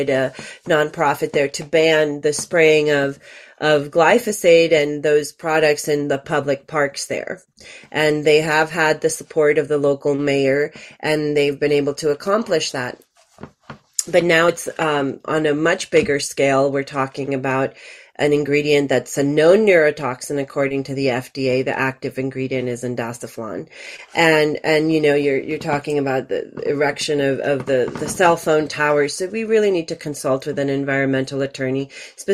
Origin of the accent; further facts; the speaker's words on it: Miami, Florida, United States; now in Boulder County, United States; I'm from Miami, Florida, not the most progressive place